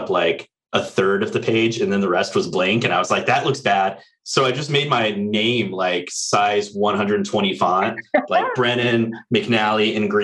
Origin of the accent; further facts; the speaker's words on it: Orange County, California, United States; moved away as an adult; also born or lived in Los Angeles, United States; now in Virginia, United States; I grew up in Orange County, moved to LA as soon as I could get out, went to college